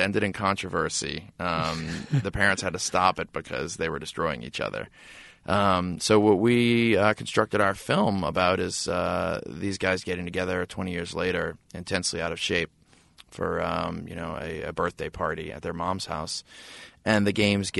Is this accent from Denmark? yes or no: no; New Orleans, Louisiana, United States; So there are these two brothers that we grew up with in New Orleans.